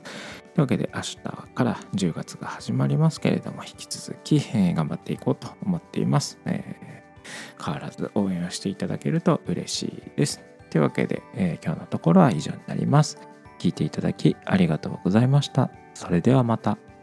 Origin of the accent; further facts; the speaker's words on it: Kochi, Japan; 7月はですね地元の高知県で、えーネゴシリアスプレーのワークショップのファシリテーターをさせてもらう機会があったり